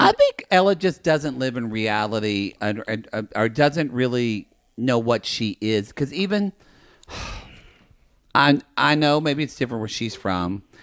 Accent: Oklahoma, United States; born or raised there; now in Los Angeles, United States

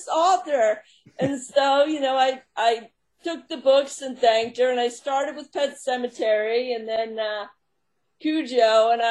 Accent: Long Island, New York, United States; now in Long Island, United States; I was raised on Long Island and moved to New York City in my 20s.

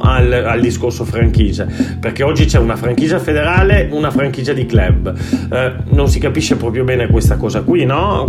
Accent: Italy; also born or lived in Lithuania / Catalonia, Spain; now in Spain; in Italia e da quando me ne sono andato

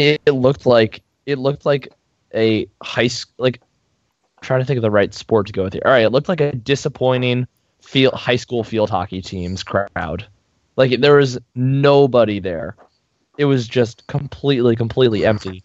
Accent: New Jersey, United States; growing up in New Jersey

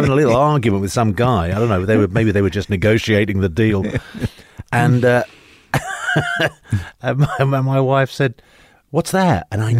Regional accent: London, United Kingdom; moved away as an adult; now in United States; I grew up in London. My background is basically my father was Spanish, my mother was Italian.

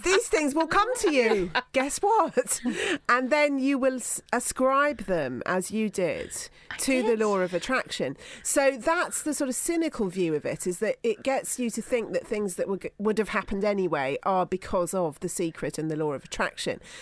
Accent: Somerset, South West England, United Kingdom; growing up in Somerset in the 1970s

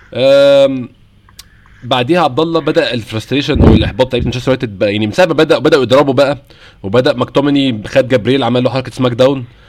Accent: Egypt; هنا عندنا في مصر

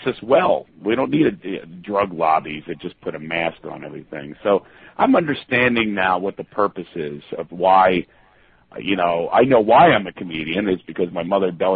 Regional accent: Philadelphia, Pennsylvania, United States; I am from Philadelphia, on the corner of Crack and Homeless there. I'm happy I'm from there.

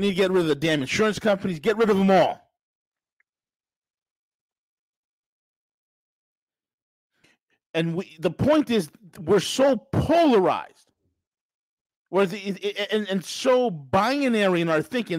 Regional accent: New York, United States; a lawyer from New York, my home state

